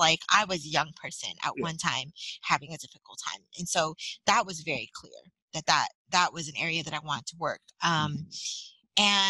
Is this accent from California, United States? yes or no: yes; San Francisco, California, United States; I'm born and raised in San Francisco